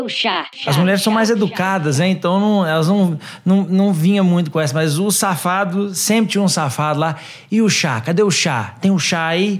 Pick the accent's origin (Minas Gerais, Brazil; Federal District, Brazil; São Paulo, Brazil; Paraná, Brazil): Minas Gerais, Brazil; Sou de Minas Gerais